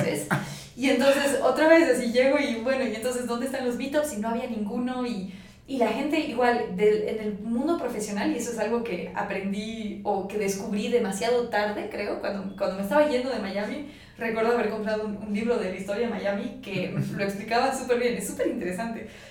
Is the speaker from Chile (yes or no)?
no; Bolivia; also born or lived in France / La Paz; now in Mexico; yo soy boliviana